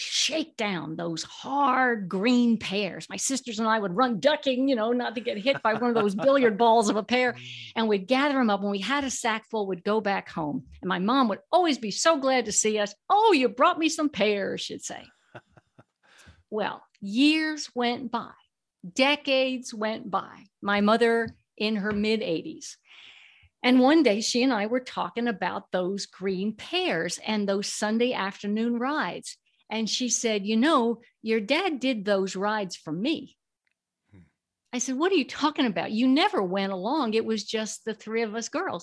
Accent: Reading, Pennsylvania, United States; When I was a kid growing up in Reading, Pennsylvania

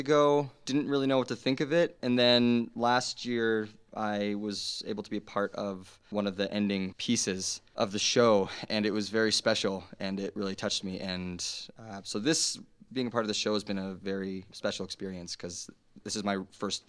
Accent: Edmonton, Alberta, Canada; I'm from Canada, Edmonton, Alberta.

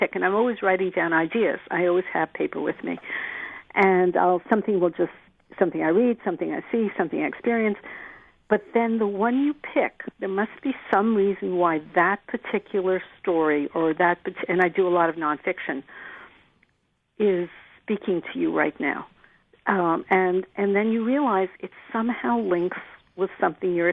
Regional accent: New York City, New York, United States; also born or lived in Germany; my parents moved to New York, so I'm from Manhattan

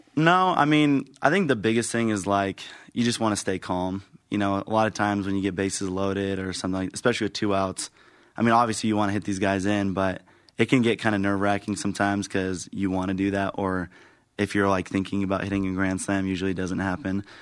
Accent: Mesa, Arizona, United States; also born or lived in Santiago, Chile; I'm from Mesa, Arizona, and I play outfield

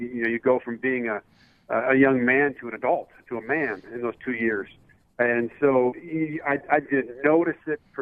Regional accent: Santa Ana, California, United States; moved away as an adult; also born or lived in Pittsburgh; I was born and raised in Southern California. Went to Foothill High School, which is in Santa Ana

